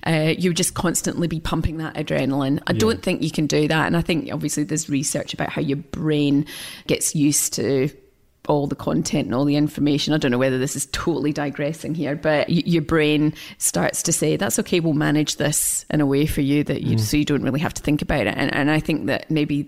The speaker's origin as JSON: {"language": "English", "region": "Scotland", "country": "United Kingdom", "said": "I'm Scottish"}